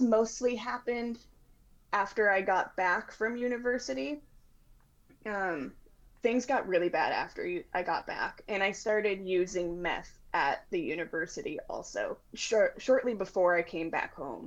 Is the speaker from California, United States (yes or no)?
no; Washington, United States; I'm from Washington State